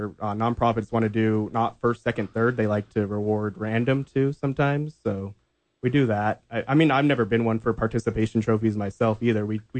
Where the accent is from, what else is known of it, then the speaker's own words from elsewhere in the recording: Albuquerque, New Mexico, United States; growing up in Albuquerque, you're in the middle of Phoenix, Denver, and Dallas, really.